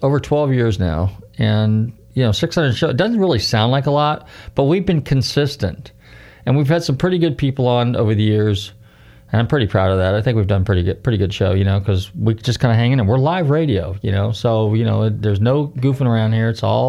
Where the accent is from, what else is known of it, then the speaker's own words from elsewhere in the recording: California, United States; Of course, I grew up in Northern California, so there are other small little racetracks around the area.